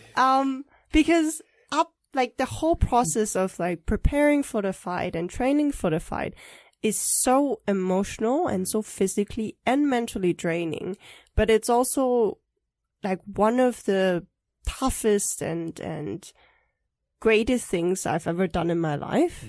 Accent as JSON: {"language": "English", "country": "Germany", "tie": "born or raised there", "also_born_or_lived": "Taipei, Taiwan", "moved": "as an adult", "lives_now": "Taiwan", "said": "I was born in Taiwan, but I grew up in Germany, and I stayed there until uh, after uni graduation"}